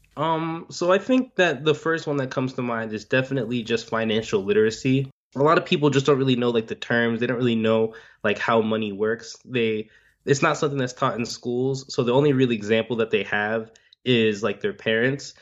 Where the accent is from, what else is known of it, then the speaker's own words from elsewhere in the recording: Miami, Florida, United States; I'm born and raised in Miami